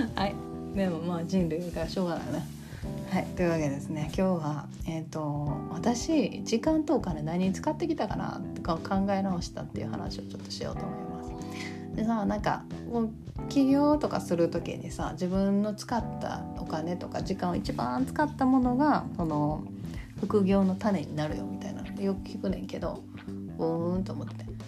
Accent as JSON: {"language": "Japanese", "region": "Kansai", "country": "Japan", "accent": "Kansai dialect"}